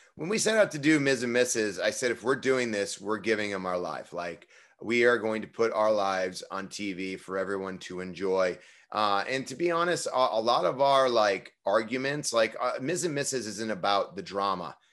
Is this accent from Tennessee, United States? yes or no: no; Parma, Ohio, United States; moved away; I grew up in Parma, Ohio